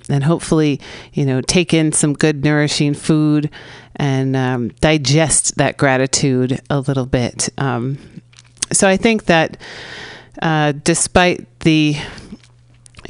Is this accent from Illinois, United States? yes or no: no; San Francisco, California, United States; here in the Mission District of San Francisco, my hometown